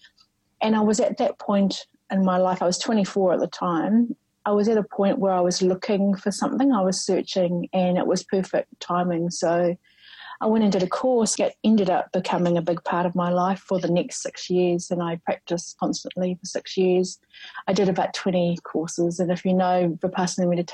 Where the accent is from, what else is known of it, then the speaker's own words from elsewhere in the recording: Rotorua, Bay of Plenty, New Zealand; I grew up in Rotorua